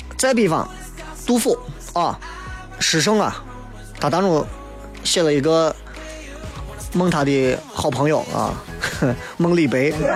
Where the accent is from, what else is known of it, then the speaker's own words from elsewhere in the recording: Guanzhong, Shaanxi, China; accent: Guanzhong dialect; 这是咱本地方言